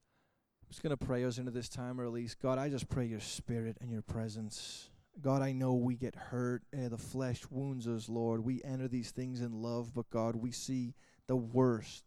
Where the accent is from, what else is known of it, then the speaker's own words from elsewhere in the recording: Liverpool, North West England, United Kingdom; I am from Liverpool